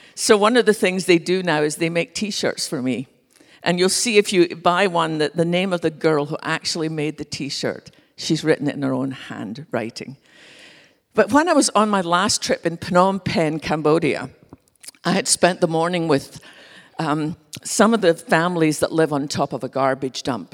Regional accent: west coast of Scotland, United Kingdom; now in Dallas, United States; I grew up with from just being a little girl in our little church on the west coast of Scotland

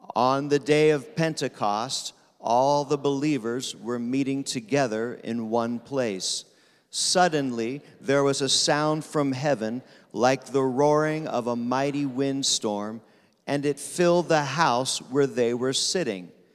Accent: Pennsylvania, United States; I'm from Pennsylvania

